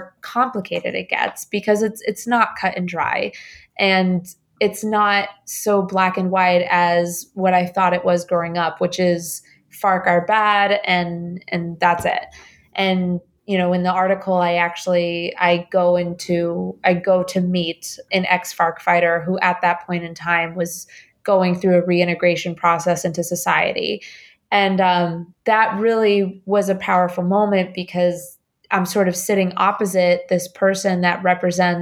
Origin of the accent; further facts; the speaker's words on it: Bogotá, Colombia; moved away; also born or lived in Indiana / New York; I was born in Bogota. My family left the country after a bomb went off about a block away from our apartment in Bogota.